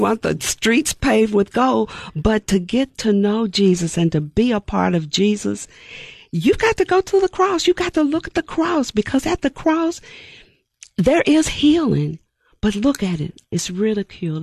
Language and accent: English; Nashville, Tennessee, United States; I grew up in Nashville, Tennessee, East Nashville, to be exact